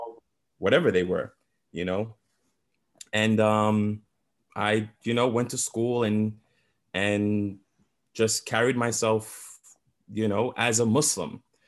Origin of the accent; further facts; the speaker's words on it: New York City, New York, United States; they settled in the Flatbush section of Brooklyn, which is like known, you know, as the Jamaican section of Brooklyn.